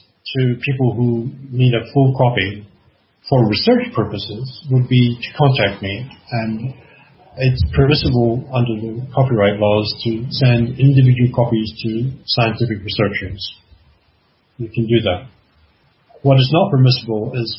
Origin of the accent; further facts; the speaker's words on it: Canada; I'm Canadian